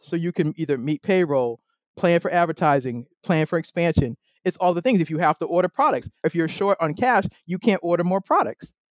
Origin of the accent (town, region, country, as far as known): Boston, Massachusetts, United States; moved away as an adult; now in Maryland, United States